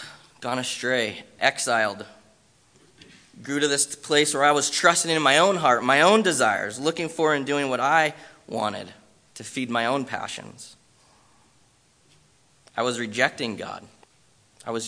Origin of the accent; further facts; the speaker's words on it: Bend, Oregon, United States; moved away as an adult; also born or lived in Southern California; I was born and raised in Bend